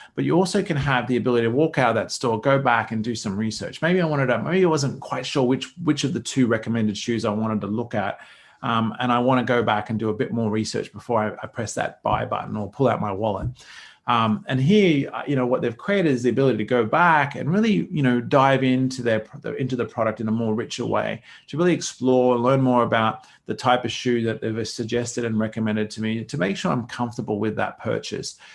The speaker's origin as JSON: {"language": "English", "country": "Australia", "said": "as an Aussie"}